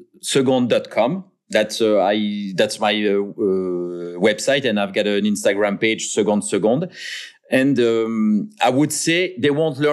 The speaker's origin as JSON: {"language": "English", "country": "France", "tie": "born or raised there", "second_language": "English", "said": "maybe my craziest dream would be to be involved in some redesign on the clock on the city house of my hometown in France, for instance."}